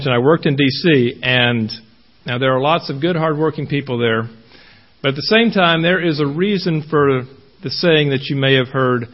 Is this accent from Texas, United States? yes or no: yes; Queen City, Texas, United States; also born or lived in Washington, D.C.; now in Lavaca County, Texas, United States; I was raised near Texarkana, a small little town, even smaller than Shiner, called Queen City